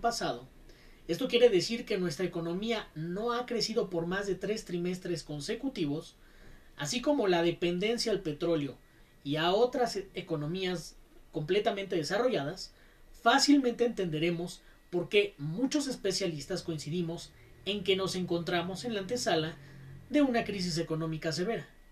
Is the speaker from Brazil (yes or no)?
no; Mexico